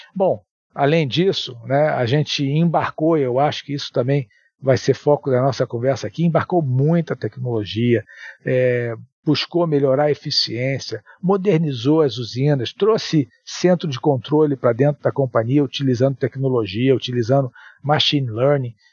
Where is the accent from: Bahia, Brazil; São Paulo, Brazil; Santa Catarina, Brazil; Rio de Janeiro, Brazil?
Rio de Janeiro, Brazil; also born or lived in Espírito Santo; Sou é, capixaba, é, mas morei a maior parte da minha vida no Rio